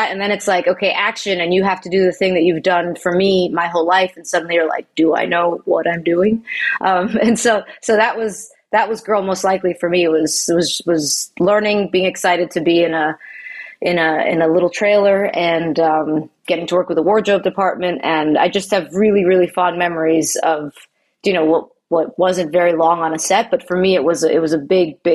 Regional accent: Long Island, New York, United States; I'm from New York. I'm from Long Island originally.

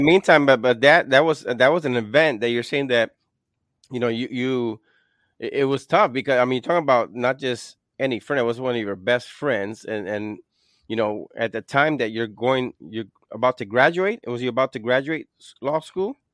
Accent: Puerto Rico; I'm from Puerto Rico

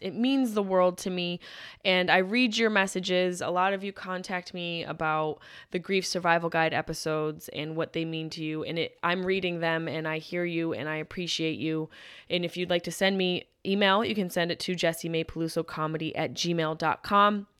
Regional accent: Syracuse, New York, United States; growing up in Syracuse

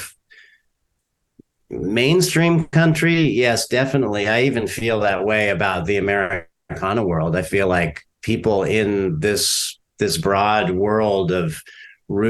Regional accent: Orange County, Southern California, United States; moved away as an adult; also born or lived in San Francisco, California; now in Durham, North Carolina, United States; I grew up in California. I grew up in Southern California

